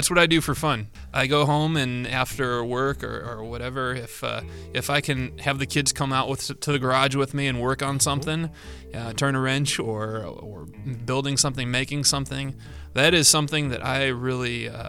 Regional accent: Chicago, Illinois, United States; I grew up right outside of Chicago in the suburbs.

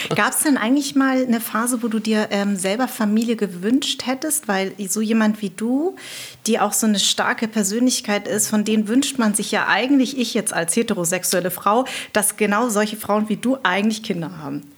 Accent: Darmstadt, Hesse, Germany; accent: Hessisch; ich bin in Darmstadt groß geworden

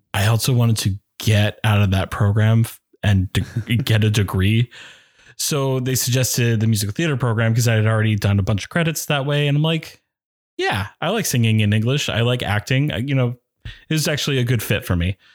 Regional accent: Norway, Maine, United States; also born or lived in South Paris, Maine / New York City; I grew up in Western Maine, first growing up in South Paris, and then we moved to Norway. So I've been in the Oxford Hills, ooh, most of my life

